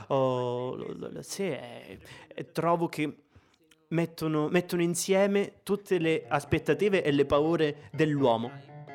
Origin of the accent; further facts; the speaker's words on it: Sicily, Italy; moved away as an adult; also born or lived in Rome / Ticino; ho 28 anni e vengo dalla Sicilia.